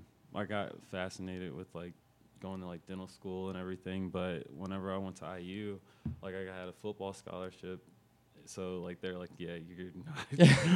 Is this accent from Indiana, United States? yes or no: yes; Indianapolis, Indiana, United States; Born and raised here in Indy.